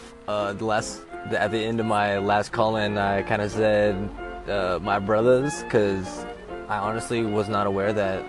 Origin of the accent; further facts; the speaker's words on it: the South, United States; I'm from the South